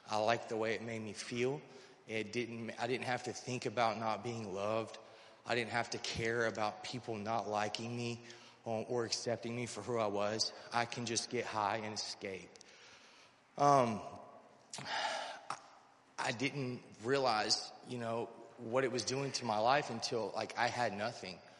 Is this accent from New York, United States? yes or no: no; North Carolina, United States; I'm originally from North Carolina.